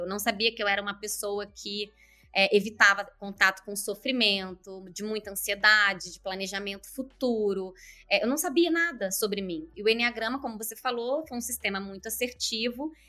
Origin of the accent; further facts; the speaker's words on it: Nova Friburgo, Rio de Janeiro, Brazil; also born or lived in Curitiba / Joinville; now in Vancouver, Canada; Eu tô hoje eu tô aqui em Nova Friburgo, região é, serrana do Rio de Janeiro. Eu nasci aqui nessa cidade, estou na casa da minha mãe